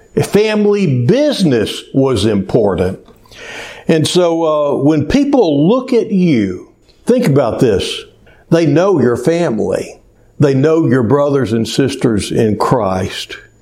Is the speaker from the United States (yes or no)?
yes; Cleveland, Texas, United States; when I was growing up in Cleveland, Texas, there was about 5,600 people when I was a kid.